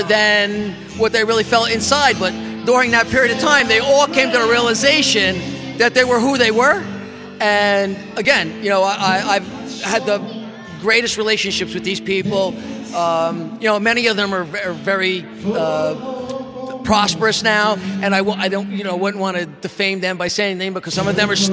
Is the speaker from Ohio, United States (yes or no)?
no; Saugerties, New York, United States; moved away as an adult; also born or lived in Adirondacks; Originally from Saugerties, Woodstock, New York.